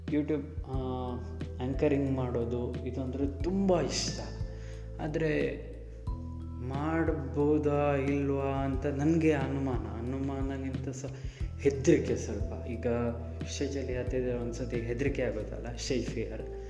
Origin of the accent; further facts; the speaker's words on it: Udupi, Karnataka, India; moved away as an adult; also born or lived in Kaup; now in Shivamogga, India; ನಾನು ಮೂಲತಃ ಉಡುಪಿಯವನು ಉಡುಪಿ ಅಲ್ಲಿ ಸೊ ನನ್ನ ಮನೆ ಹುಟ್ಟಿದ್ದು ಅಲ್ಲೇ ಜೊತೆಗೆ ಬೆಳೆದಿದ್ದು ಕೂಡ ಅಲ್ಲೇ